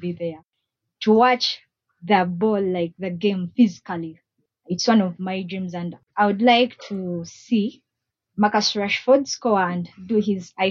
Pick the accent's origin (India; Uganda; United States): Uganda; Eastern Uganda; I was born and raised in Eastern Uganda.